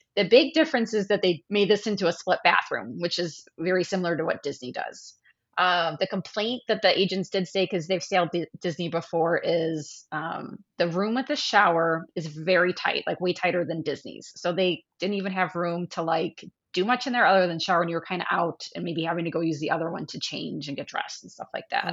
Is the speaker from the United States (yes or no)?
yes; Midwest, United States; Even as a Midwesterner